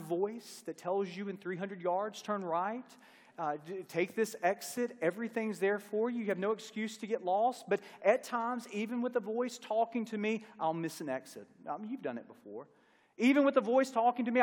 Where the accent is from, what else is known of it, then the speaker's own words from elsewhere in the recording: Longview, Mississippi, United States; I'm from a small town right outside of Starkville, Mississippi